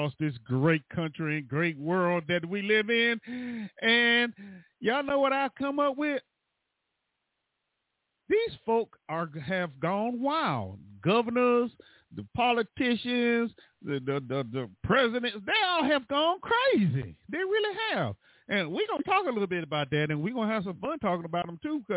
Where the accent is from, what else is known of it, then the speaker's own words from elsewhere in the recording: Florida, United States; I'm from Florida.